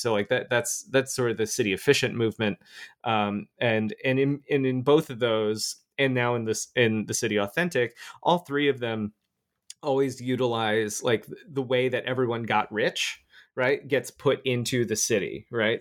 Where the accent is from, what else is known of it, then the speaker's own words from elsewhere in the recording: Florida, United States; moved away; also born or lived in Albany, New York; I grew up in Florida. I used to live there